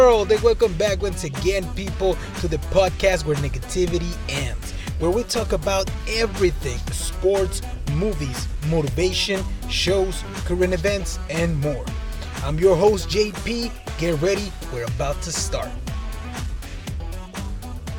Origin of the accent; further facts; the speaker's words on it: Nogales, Sonora, Mexico; moved away; I'm from Mexico